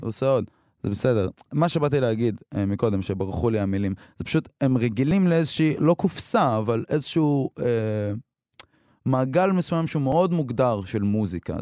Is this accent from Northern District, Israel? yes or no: yes; Beit Jann, Northern District, Israel; born or raised there; first language Hebrew; also born or lived in Eilat / Samar